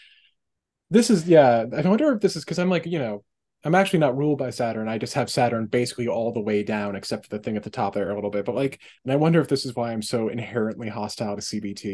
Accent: New England, United States; I'm also from New England

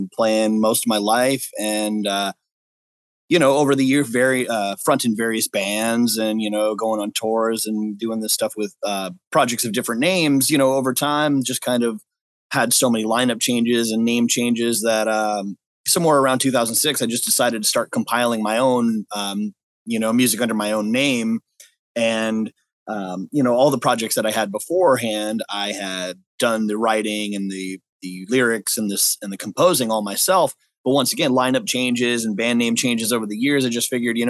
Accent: New York, United States; also born or lived in California / Las Vegas; now in San Diego, United States; I was born in California, raised in New York, and then somewhere along the line ended up in Las Vegas

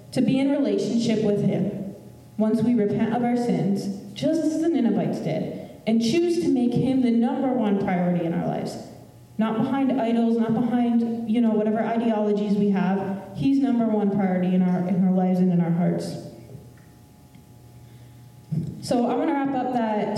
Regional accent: United States; Being born in the United States

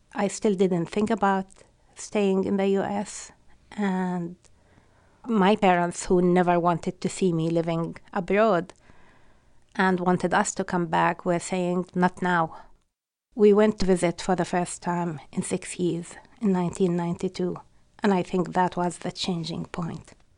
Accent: Palestine; English is a second language; moved away as an adult; now in Western Massachusetts, United States; being Palestinian means I don't belong to any of the most known ethnic groups in this country

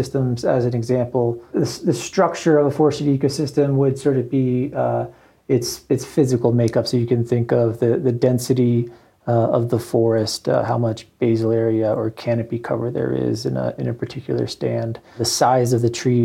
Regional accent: Alabama, United States; moved away as an adult; also born or lived in Pennsylvania / Vermont / Montana / Northeast Oregon; now in Bozeman, United States; I was born in Pennsylvania, pretty much grew up in Alabama

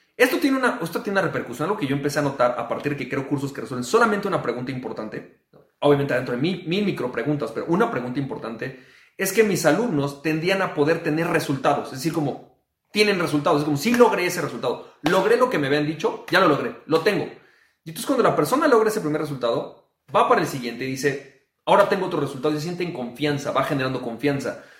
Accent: Mexico; yo como mexicano

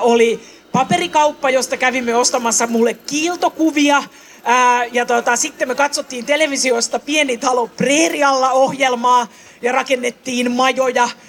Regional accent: Helsinki, Uusimaa, Finland; mä oon syntyisin Töölöstä itse tuota, niin tuolta Lemminkäisen kujalta

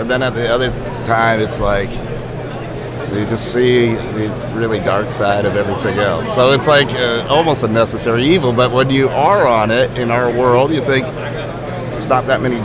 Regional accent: Maine, United States; So I'm from Maine

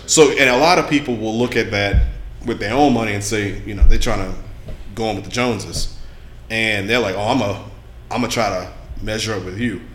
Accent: Louisiana, United States; I'm from Louisiana

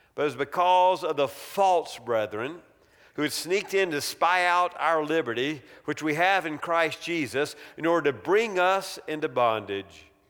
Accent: Greenville, South Carolina, United States; Growing up in South Carolina

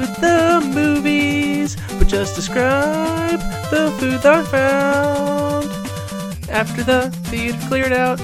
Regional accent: Michigan, United States; my hometown of Michigan

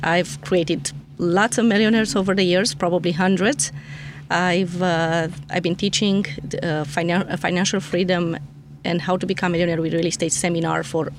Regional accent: Romania; moved away; I'm from Romania originally.

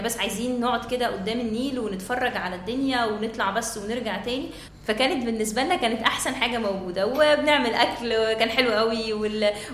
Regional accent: Alexandria, Alexandria Governorate, Egypt; عندنا في اسكندريه

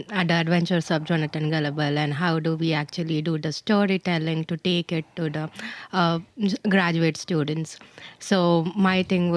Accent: India; I'm from India

